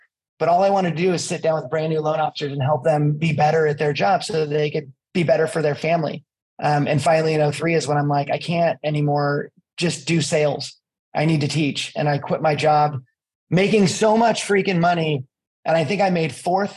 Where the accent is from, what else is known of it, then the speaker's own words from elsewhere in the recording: East Bay, California, United States; moved away as an adult; also born or lived in Colorado / Pacific Northwest; I grew up in California in the East Bay